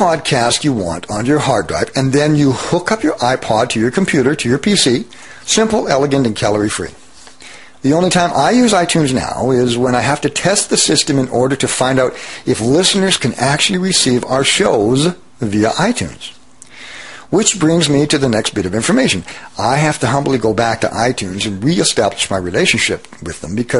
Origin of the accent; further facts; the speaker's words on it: Abbotsford, British Columbia, Canada; my hometown of Abbotsford, British Columbia